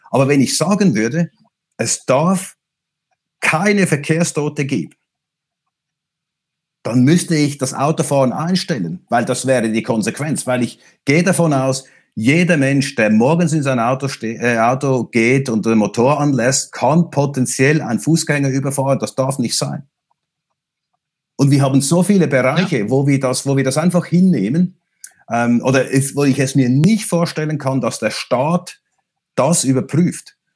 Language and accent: German; Switzerland; Ich bin Schweizer. Wir in der Schweiz sind nicht Teil der Europäischen Union